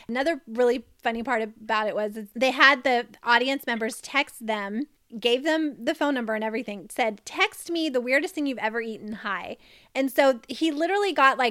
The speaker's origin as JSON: {"language": "English", "town": "Lexington", "region": "Kentucky", "country": "United States", "tie": "born or raised there", "also_born_or_lived": "Florida / North Carolina / Cincinnati, Ohio", "moved": "as an adult", "said": "I grew up, like I said, in Kentucky, Lexington"}